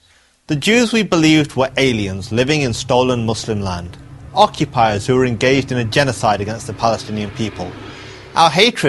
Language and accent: English; England, United Kingdom; I was not born in Iran or Syria. I was born in England. My parents moved there from Pakistan.